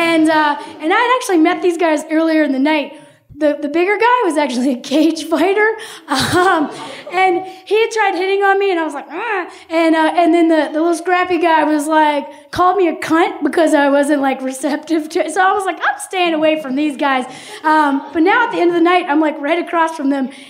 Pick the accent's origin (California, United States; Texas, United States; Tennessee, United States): Tennessee, United States; I'm from Tennessee